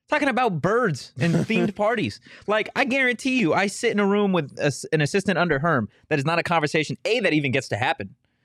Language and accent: English; Arizona, United States; Well, because I grew up here.